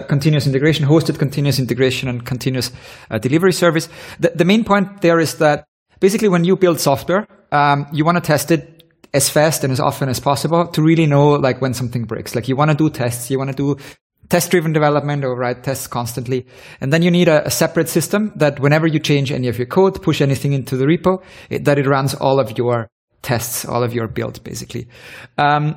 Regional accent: Vienna, Austria; I'm originally from Vienna, and went to university here.

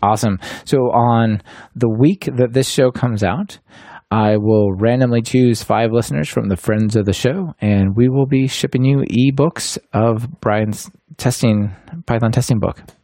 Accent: Portland, Oregon, United States; moved away as an adult; now in Germany; we are both from Portland

